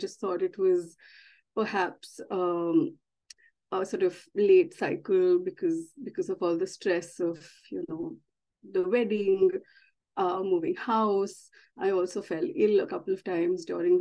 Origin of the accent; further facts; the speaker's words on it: India; moved away as an adult; now in London, United Kingdom; I'm originally from India and I moved to the UK, 5 years ago now, in 2018.